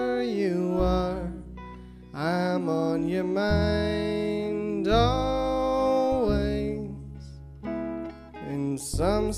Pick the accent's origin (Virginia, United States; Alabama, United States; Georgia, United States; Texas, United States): Texas, United States; Austin; moved away; also born or lived in Westchester, New York / Nashville; I was born and raised in Austin, Texas